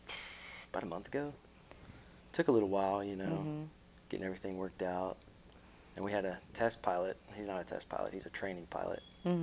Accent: Tennessee, United States; also born or lived in Florida; now in Saipan, Northern Mariana Islands; I'm from Tennessee.

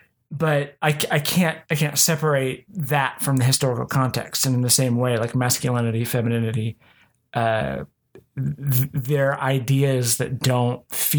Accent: Oklahoma, United States; because I grew up here in Oklahoma and mm-hmm. Christianity dominates. And even as somebody who was nominally atheist

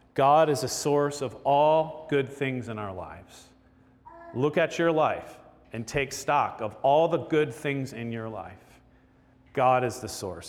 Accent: Florida, United States; I grew up in Florida eating gator tail

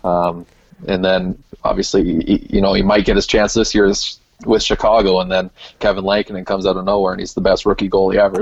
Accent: Canada; my home country

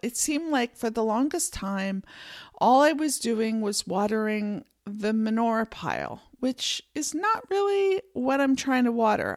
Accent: Pennsylvania, United States; also born or lived in San Francisco Bay Area, California; now in Montana, United States; I grew up in Pennsylvania

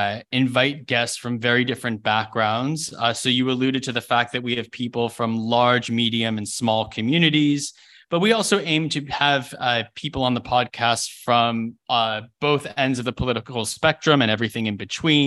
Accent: Lexington, Massachusetts, United States; moved away; I'm actually originally from Lexington, Massachusetts, right next to Waltham.

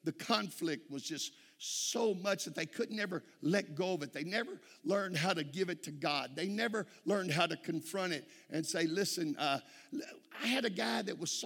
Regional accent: Texas, United States

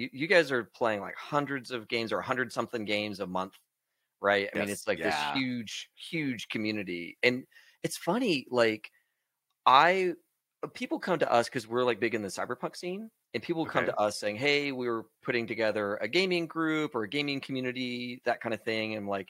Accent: Texas, United States; We're both from Texas.

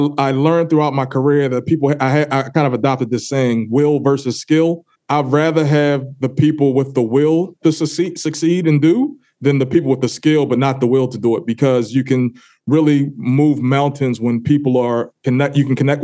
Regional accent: Baltimore, Maryland, United States; I born and raised in Baltimore, Maryland.

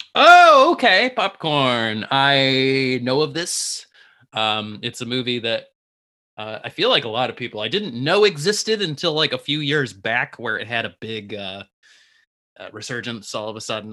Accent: Detroit, Michigan, United States; we're just repping hometown, a hometown

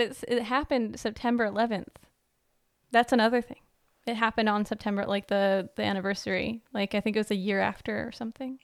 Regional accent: United States; moved away; also born or lived in Netherlands

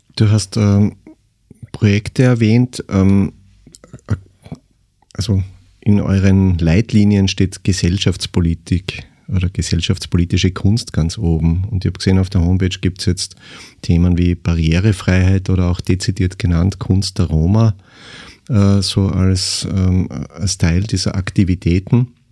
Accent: Eastern Styria, Austria; ich komme ja auch aus der Provinz, aus der Oststeiermark.

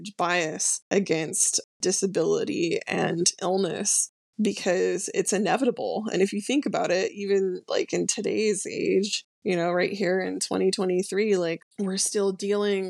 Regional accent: Bay Area, California, United States; I was born and raised in California and was a total, like, typical Bay Area, you know, they call us, like, crunchy granola type person

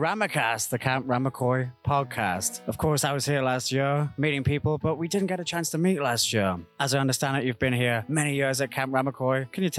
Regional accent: United Kingdom; as a British guy. I'm a little bit of an outsider here

